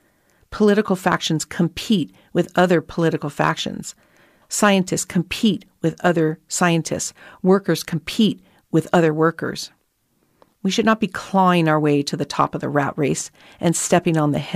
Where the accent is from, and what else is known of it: Australia